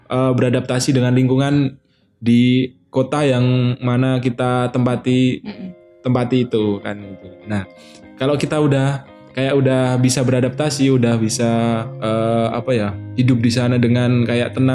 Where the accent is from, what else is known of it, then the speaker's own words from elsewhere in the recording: Riau, Indonesia; now in Yogyakarta, Indonesia; Pernah aku aku dari Riau kan aku orang Riau